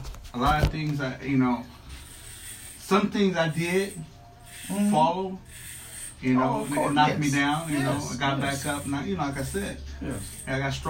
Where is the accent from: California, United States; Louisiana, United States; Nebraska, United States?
California, United States; Los Angeles; growing up in South Central